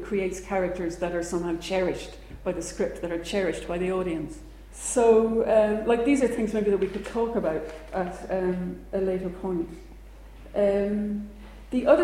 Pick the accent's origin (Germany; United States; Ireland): Ireland; growing up in Ireland